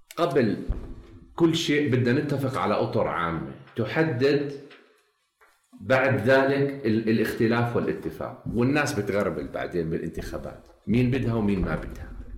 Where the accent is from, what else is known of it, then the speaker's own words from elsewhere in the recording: Jordan; انا شرق اردني